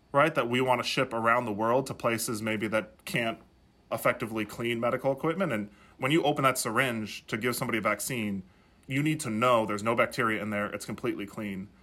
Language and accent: English; South Dakota, United States; moved away; as I was growing up in South Dakota